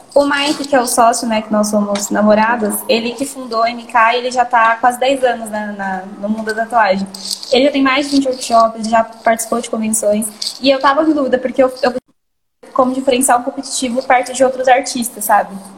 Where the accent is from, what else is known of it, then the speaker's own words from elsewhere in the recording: São Paulo, Brazil; Sou de São Paulo, da Psirica da Paulo, Serra. Então? É mais pro interior